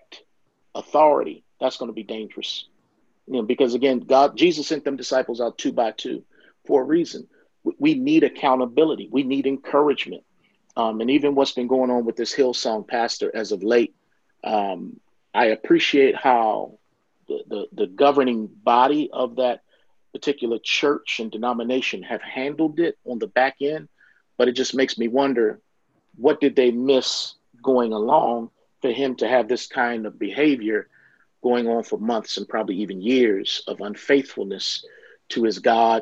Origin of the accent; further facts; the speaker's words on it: Baltimore, Maryland, United States; I'm from Baltimore, Maryland, and there was a church in my hometown